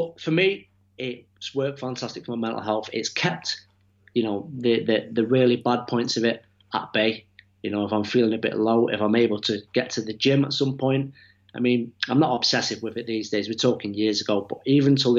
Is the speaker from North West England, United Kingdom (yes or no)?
yes; Manchester, North West England, United Kingdom; from Manchester, nearly 40 years old